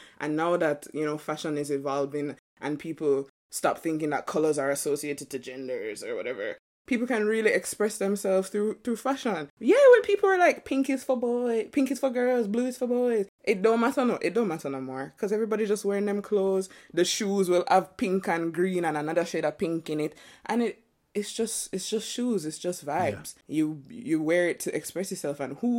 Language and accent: English; New York, United States; I'm from New York, B.